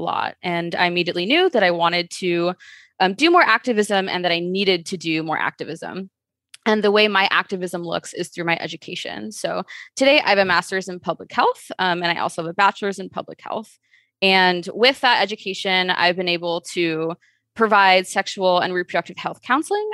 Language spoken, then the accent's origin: English; Chicago, Illinois, United States; I am from Chicago, born and raised.